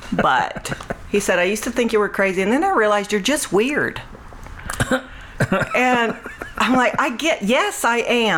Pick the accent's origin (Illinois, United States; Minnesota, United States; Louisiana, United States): Louisiana, United States; Grand Chenier; moved away; also born or lived in Cameron, Louisiana / Hicks, Louisiana / Alexandria, Louisiana; I'm originally from Cameron. Yeah. And grew up in Creole Grand Chenier area too.